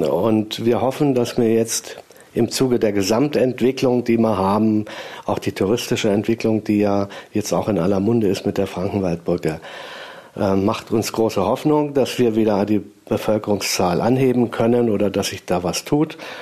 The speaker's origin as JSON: {"language": "German", "town": "Göttingen", "region": "Lower Saxony", "country": "Germany", "also_born_or_lived": "Ebersberg", "moved": "as an adult", "lives_now": "Lichtenberg, Germany", "said": "Göttingen stamme"}